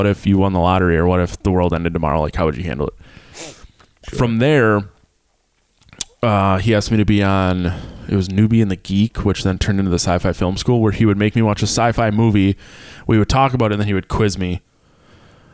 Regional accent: Sheboygan, Wisconsin, United States; moved away as an adult; also born or lived in Appleton, Wisconsin; I'm from Sheboygan.

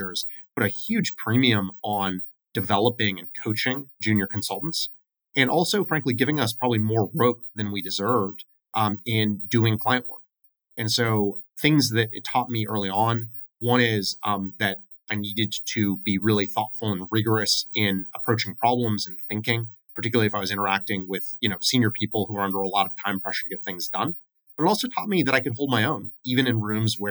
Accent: United States; also born or lived in Oregon / California; I am a very proud West Coaster. I grew up in Oregon and in California.

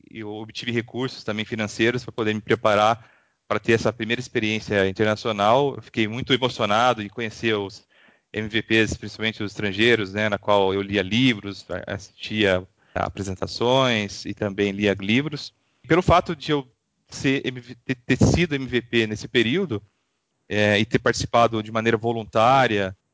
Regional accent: Avaré, São Paulo, Brazil; moved away as an adult; Eu sou do interior de São Paulo, de uma cidade chamada Avaré, interior de São Paulo. É, morei lá até os 19 anos.

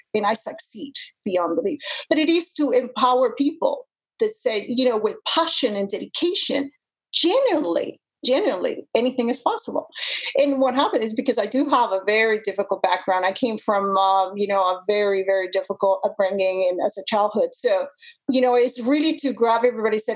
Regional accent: Mexico; moved away as an adult; also born or lived in Japan; now in Canada; growing up in the lands of the cartels

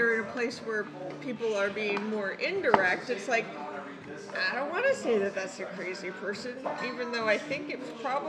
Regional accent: Colorado, United States; now in Chicago, United States; I grew up in Colorado

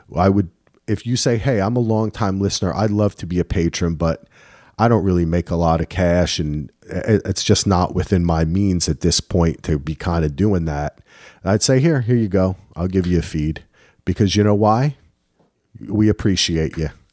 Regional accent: New Jersey, United States; I'm from New Jersey

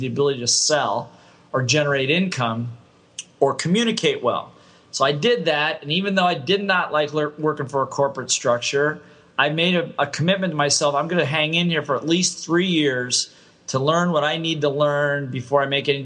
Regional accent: Ohio, United States; moved away as an adult; also born or lived in Hawaii; I grew up in the Midwest in Ohio State

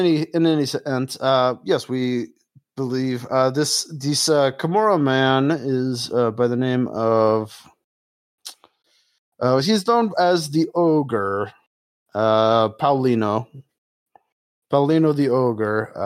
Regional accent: Bologna, Emilia-Romagna, Italy; Oh, no. I like them, but, I'm from Bologna. I use them to play Taroki.

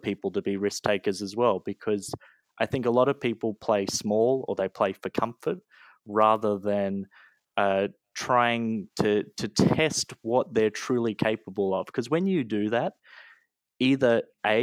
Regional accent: Australia; moved away as an adult; now in United States; I was born and raised in Australia. You know, my whole life, I went to school there. I even went to university there

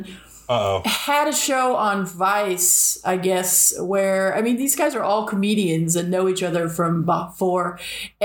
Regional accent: Southern California, United States; I grew up in Southern California

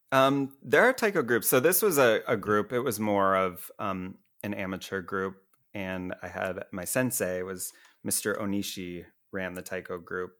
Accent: Iowa, United States; moved away; I grew up in Iowa, a real small town there

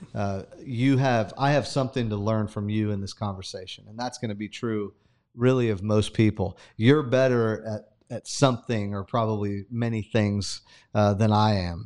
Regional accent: Sanger, California, United States; moved away; growing up in Sanger

